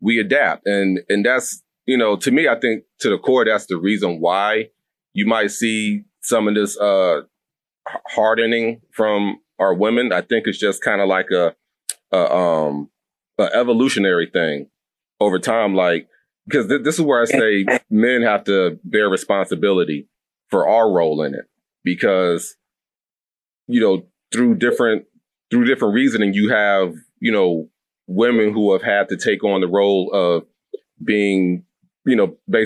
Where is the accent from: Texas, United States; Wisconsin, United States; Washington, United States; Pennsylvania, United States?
Texas, United States; also born or lived in North Carolina / Tennessee / Georgia; now in Philadelphia, United States; I'm a Southern man to a T, born and raised in Texas. I lived in North Carolina, Tennessee, and Georgia all before coming to Philly.